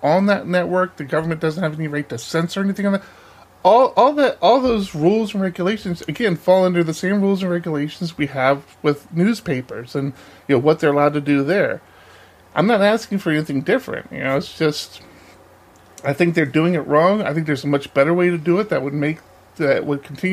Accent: United States; As an American citizen

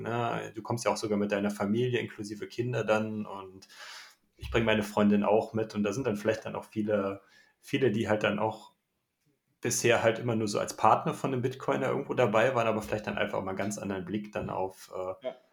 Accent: Düsseldorf, North Rhine-Westphalia, Germany; ich komme aus Düsseldorf

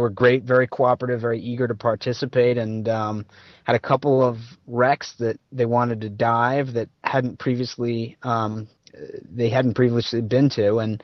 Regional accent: Connecticut, United States; now in California, United States; I'm from Connecticut

